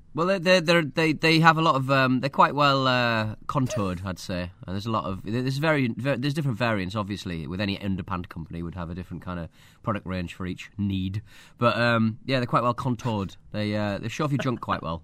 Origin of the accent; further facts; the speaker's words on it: North East England, United Kingdom; accent: northeast of England; my accent from the northeast of England.